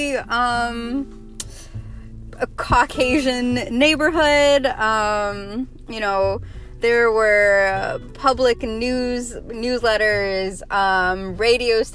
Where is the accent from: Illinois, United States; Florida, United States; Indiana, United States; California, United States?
Illinois, United States; Chicago; I'm a 25-year-old Indian American born and bred in Chi-Town.